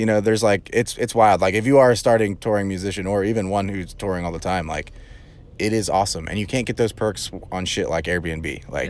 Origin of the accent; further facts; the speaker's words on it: Texas, United States; We're from Texas.